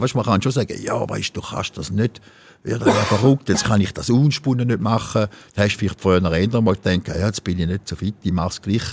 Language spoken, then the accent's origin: German; Thurgau, Switzerland; von unserem Schwingerverband Bodenserie, wo ich ja schon, wo ich auch groß geworden bin